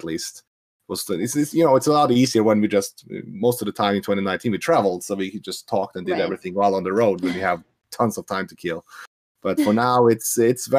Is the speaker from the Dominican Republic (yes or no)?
no; Norway; I'm from Norway